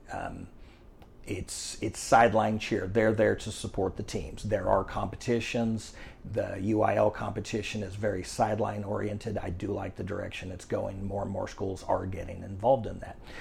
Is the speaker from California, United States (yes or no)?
no; Arlington, Texas, United States; also born or lived in Rockwall, Texas; now in Frisco, United States; I've been born and raised in Texas, grew up in the Mansfield-Arlington area.